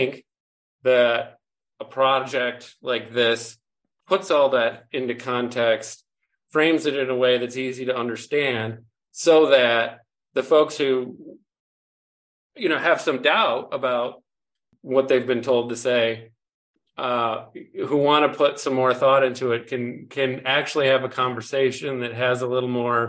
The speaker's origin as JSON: {"language": "English", "area": "Lake Michigan", "region": "Great Lakes", "country": "United States", "tie": "born or raised there", "said": "I grew up on Lake Michigan."}